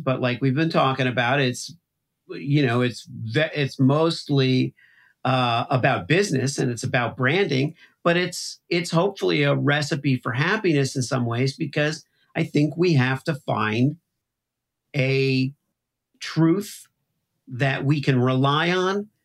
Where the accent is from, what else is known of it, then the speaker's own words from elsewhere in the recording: Miami, Florida, United States; now in Midwest, United States; I grew up in Miami